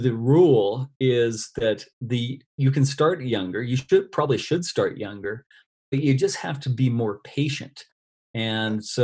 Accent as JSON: {"language": "English", "country": "Canada", "tie": "born or raised there", "said": "volunteering with a university team here in my hometown in Canada."}